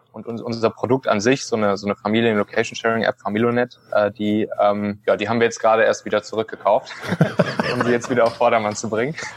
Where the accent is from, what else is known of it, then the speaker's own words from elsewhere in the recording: Rhineland, Germany; ich bin auch Rheinländer